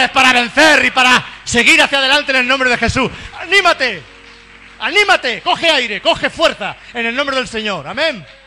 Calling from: San José, Costa Rica; desde San José, Costa Rica, quiero enviar un cordial saludo a toda esta hermosa audiencia de Radio Creciendo en Cristo, allá en Barcelona, España.

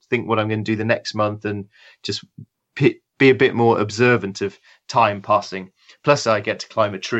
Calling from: England, United Kingdom; Uh, I'm in a little shed in my garden um, where I work. It's just just outside London.

